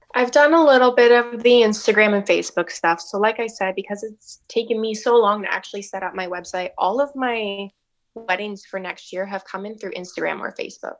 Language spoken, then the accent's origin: English; Hamilton, Ontario, Canada; moved away as an adult; now in St. Thomas, Canada; I'm not from Saint Thomas. I'm from Hamilton.